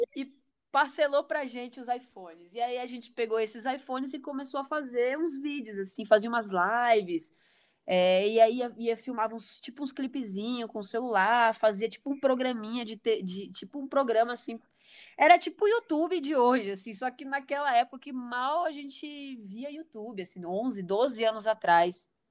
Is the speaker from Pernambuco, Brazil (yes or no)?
no; Porto Velho, Rondônia, Brazil; eu sou de Porto Velho, Rondônia, né? Lá no norte